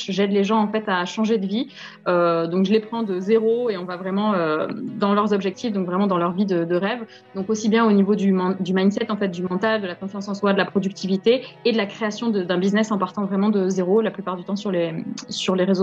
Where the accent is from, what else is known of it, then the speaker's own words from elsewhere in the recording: Montpellier, Occitania, France; Je suis née à Montpellier le 23 février 91, j'ai 30 ans.